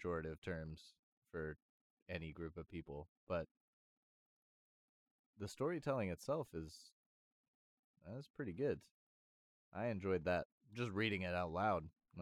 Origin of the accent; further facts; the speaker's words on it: United States; being from an American background